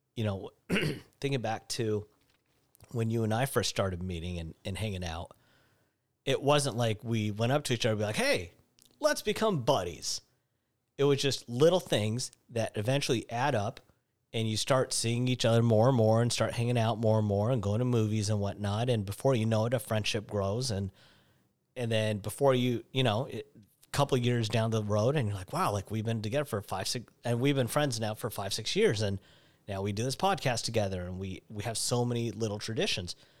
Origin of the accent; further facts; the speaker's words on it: Seattle, Washington, United States; growing up in Seattle